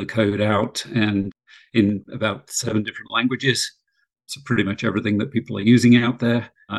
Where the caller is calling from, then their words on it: Short Hills, New Jersey, United States; I am in Short Hills, New Jersey.